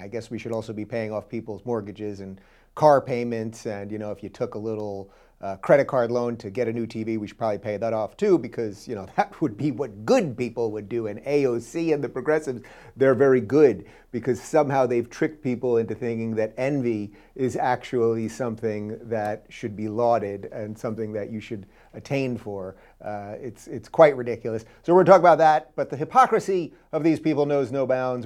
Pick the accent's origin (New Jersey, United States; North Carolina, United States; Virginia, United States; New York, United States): New York, United States; I grew up in New York.